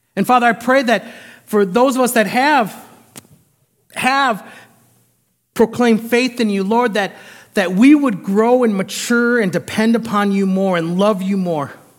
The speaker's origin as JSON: {"language": "English", "country": "United States", "said": "I as an American"}